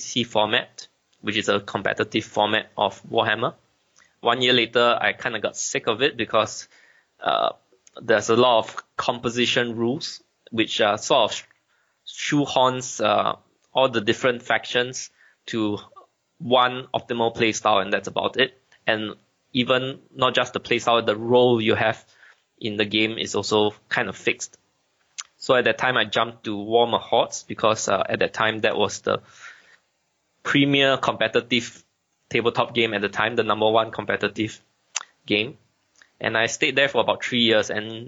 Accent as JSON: {"language": "English", "country": "Singapore", "said": "I'm actually from Asia, in this small little island country called Singapore"}